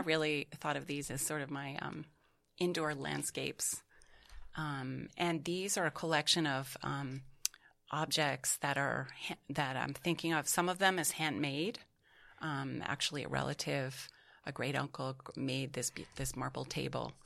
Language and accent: English; Beverly, Massachusetts, United States; now in New York City, United States; I was introduced to Montserrat College of Art in my hometown of Massachusetts, um, Beverly, Massachusetts